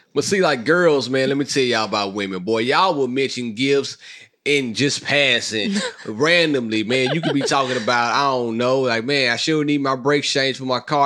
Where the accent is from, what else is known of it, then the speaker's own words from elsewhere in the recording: Mississippi, United States; moved away; I'm from Mississippi, great state on earth